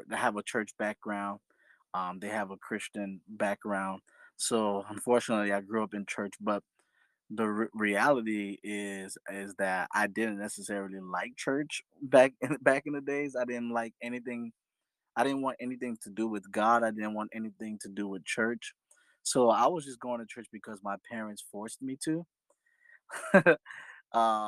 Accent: Fort Lauderdale, Florida, United States; I am from South Florida, Fort Lauderdale, Florida specifically

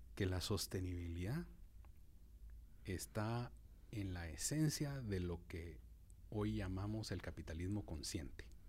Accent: Guatemala; como guatemaltecos

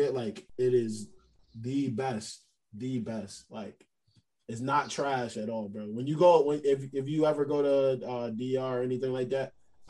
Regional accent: Utica, New York, United States; I'm like, Utica, New York, 315.

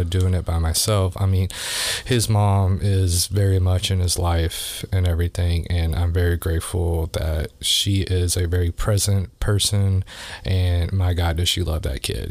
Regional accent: Louisville, Kentucky, United States; I grew up here in Louisville

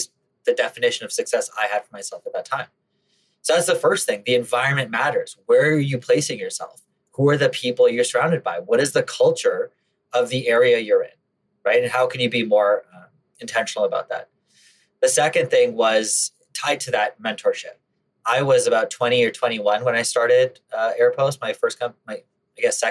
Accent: Canada; Now, I grew up in Canada

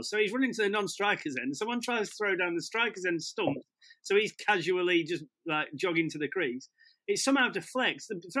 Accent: England, United Kingdom; I see myself as very English. I see myself as very white English.

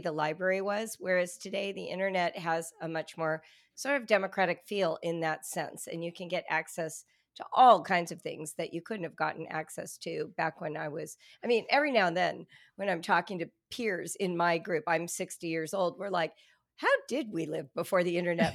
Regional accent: Southern California, United States; I'm a white woman, and I grew up in Southern California

